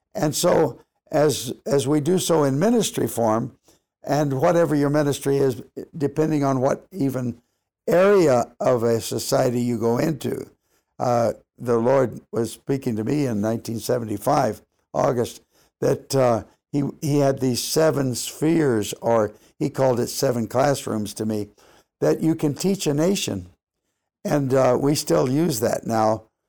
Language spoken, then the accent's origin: English; Los Angeles, California, United States; moved away; I grew up in Los Angeles